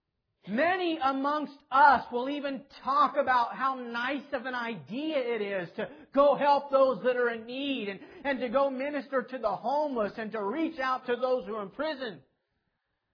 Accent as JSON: {"language": "English", "town": "Clearwater", "region": "Kansas", "country": "United States", "tie": "born or raised there", "said": "my whole life I was raised up in Clearwater, Kansas"}